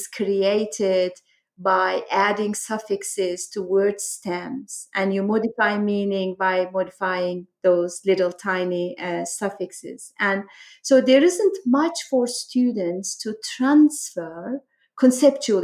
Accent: Black Sea region of Turkey, Turkey; moved away as an adult; also born or lived in Ankara, Turkey; now in Pittsburgh, United States; I grew up in Turkey, so my journey started in a small town in the Black Sea region of Turkey, and then I went to college in Ankara

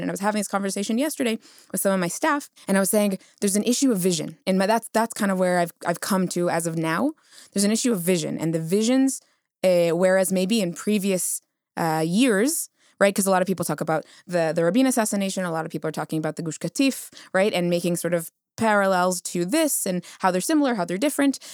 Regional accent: United States; now in Israel; I'm Ashkenazi, I come from the United States

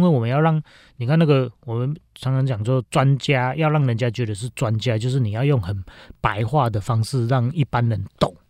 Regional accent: Linnei, Yunlin County, Taiwan; 我是乡下小孩嘛，我是嗯。云林人， 我家乡在林内乡

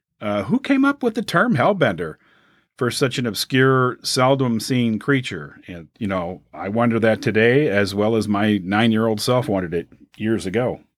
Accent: Illinois, United States; my home state of Illinois

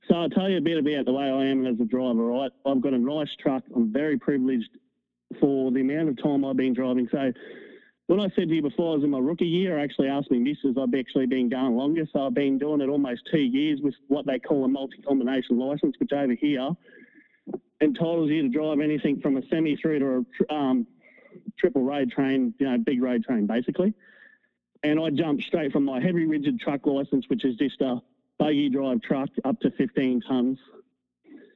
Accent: Australia; I'm Australian

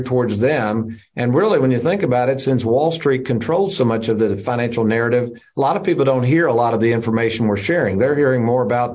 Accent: Lexington, Kentucky, United States; also born or lived in Bowling Green, Kentucky; an office in Lexington, Kentucky, my hometown.

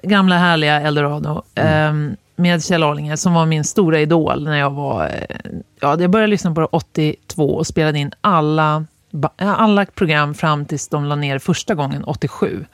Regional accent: Östersund, Jämtland, Sweden; moved away; also born or lived in Gävle; där jag växte upp, Östersund

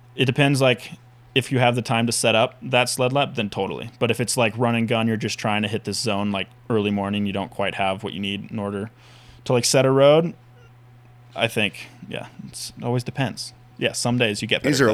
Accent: Whitefish, Montana, United States; I grew up in Whitefish, Montana, little town, super fun town

